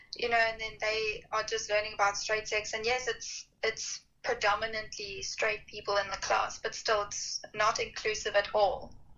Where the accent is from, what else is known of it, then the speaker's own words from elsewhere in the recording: South Africa; I'm from South Africa.